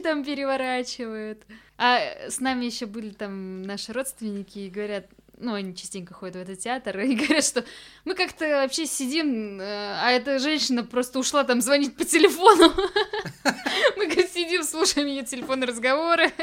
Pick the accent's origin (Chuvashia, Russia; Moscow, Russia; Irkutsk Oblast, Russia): Chuvashia, Russia; Cheboksary; moved away; когда ты приезжаешь домой. Вроде это, да, твой дом, где ты вырос